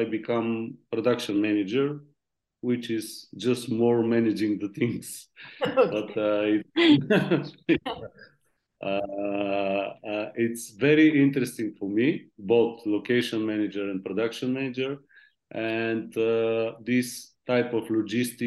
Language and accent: English; Varna, Varna Province, Bulgaria; I was born in Varna. My mid school is photographer school